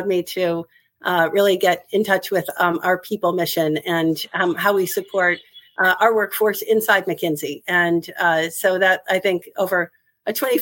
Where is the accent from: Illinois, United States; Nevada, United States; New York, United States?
Illinois, United States; Elmhurst; moved away as an adult; also born or lived in Ohio; now in Brooklyn, United States; I was born and raised in Elmhurst, Illinois